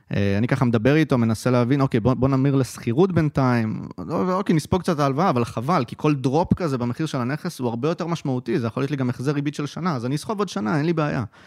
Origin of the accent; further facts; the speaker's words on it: Haifa, Haifa District, Israel; גרתי כל חיי בחיפה, למדתי בחיפה, שירתתי בחיפה, חיפאי בנשמה